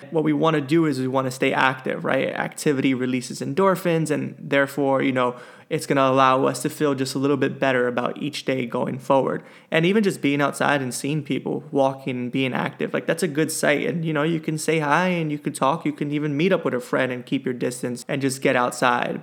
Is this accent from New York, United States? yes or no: yes; New York, United States; as a New Yorker